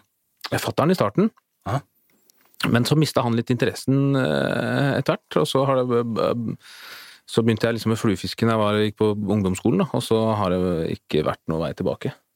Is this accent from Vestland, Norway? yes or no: no; Asker, Akershus, Norway; vi er fra Asker opprinnelig, og vokste opp med en sånn liten eh, elv i hagen.